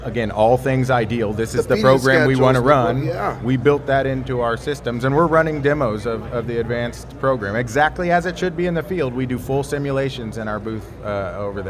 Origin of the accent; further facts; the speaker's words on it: Texas, United States; From Texas